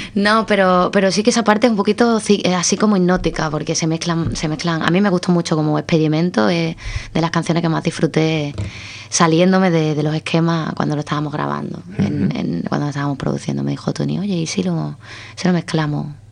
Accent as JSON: {"language": "Spanish", "town": "Cádiz", "region": "Andalusia", "country": "Spain", "said": "yo soy de Cádiz"}